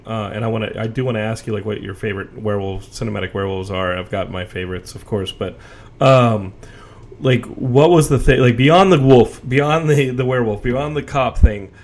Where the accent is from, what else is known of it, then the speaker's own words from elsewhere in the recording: United States; as an American